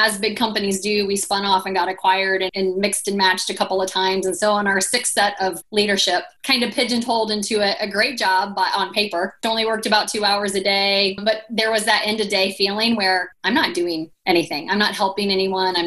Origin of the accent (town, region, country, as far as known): Indiana, United States